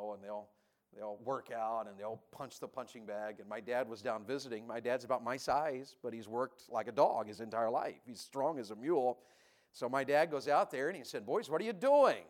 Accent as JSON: {"language": "English", "region": "Tennessee", "country": "United States", "tie": "born or raised there", "said": "I grew up in Tennessee"}